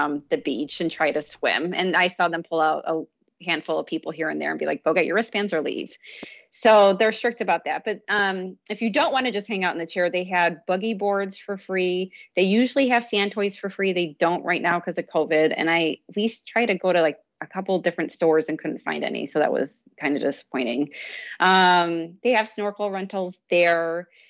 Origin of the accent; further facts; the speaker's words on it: Iowa, United States; And I may just be saying that because I'm from Iowa, but sure.